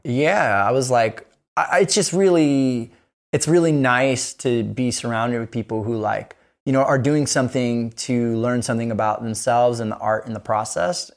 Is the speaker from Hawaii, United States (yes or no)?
yes; Kona, Hawaii, United States; I'm from Kona, Hawaii.